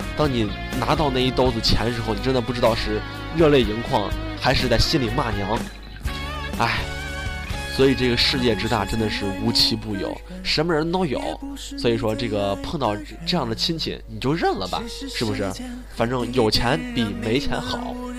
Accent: China; 这也是我们中国人的一个特色，就是客气，喜欢跟别人客气

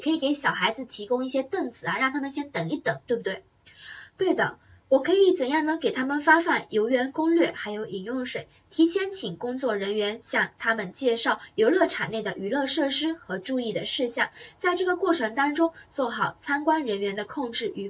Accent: Taiwan; 我不是我是台湾人啊，我是台妹啊，我们的小班学员都叫我台妹啊

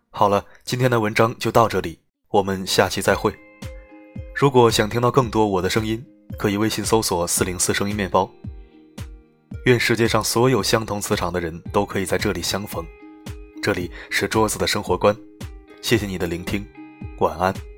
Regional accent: Shanghai, China; 我们上海人

